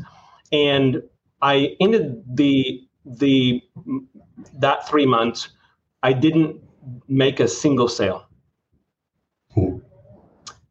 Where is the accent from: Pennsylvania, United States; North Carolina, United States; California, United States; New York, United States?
California, United States; Redding; I grew up in Redding, California